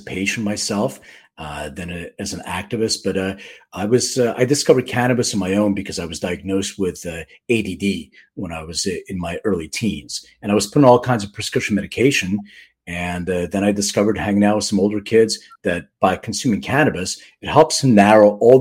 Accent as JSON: {"language": "English", "town": "Philadelphia", "region": "Pennsylvania", "country": "United States", "said": "I'm from Philly"}